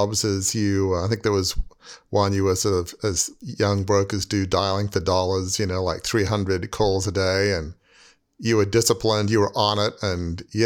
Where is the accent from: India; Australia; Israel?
Australia; I grew up in Australia